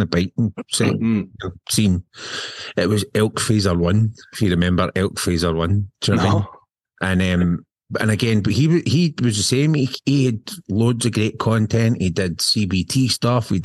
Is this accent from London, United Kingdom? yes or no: no; Scotland, United Kingdom; we're two Scottish guys